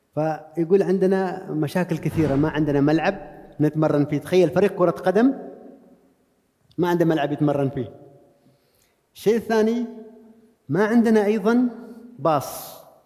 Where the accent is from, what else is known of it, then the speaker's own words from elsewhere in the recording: Oman; انا عماني بدرب في البرازيل